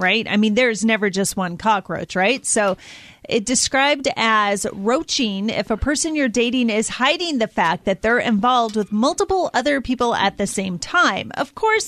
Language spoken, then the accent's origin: English; Midwest, United States; also born or lived in Iowa; now in Arizona, United States; I grew up in, not quite, but I grew up in the Midwest